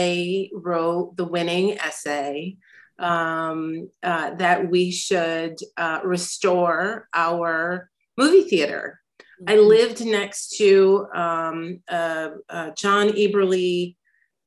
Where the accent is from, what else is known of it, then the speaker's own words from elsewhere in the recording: Albany, New York, United States; also born or lived in New Haven, Connecticut; now in New York City, United States; I grew up in Albany, New York